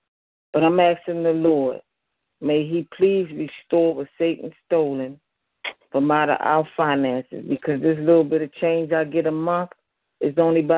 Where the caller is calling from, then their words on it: Baltimore, Maryland, United States; I'm calling in from Baltimore, Maryland.